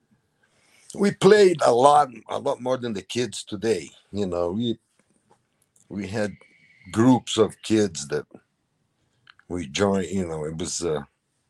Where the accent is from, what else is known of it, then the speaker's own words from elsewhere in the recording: Rio de Janeiro, Brazil; moved away as an adult; also born or lived in New York / Alaska; now in United States; I was born in Rio, you know, in Ipanema, Copacabana, that area. And, you know, we grew up with surfing and beaching